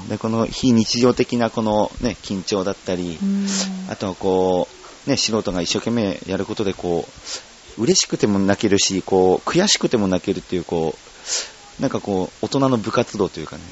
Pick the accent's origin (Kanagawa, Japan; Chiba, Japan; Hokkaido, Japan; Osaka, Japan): Chiba, Japan; 地元の千葉県でね、一番大きな大会、千葉よさこいが